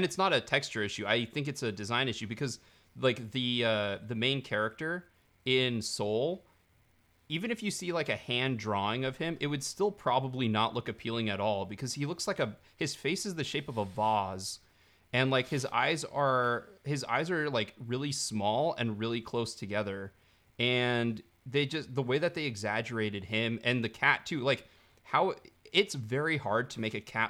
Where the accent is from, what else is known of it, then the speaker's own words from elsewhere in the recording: London, United Kingdom; accent: Cockney; really, I talk like I'm from Cockney, you know, I talk with a giant Cockney accent all the time in real life.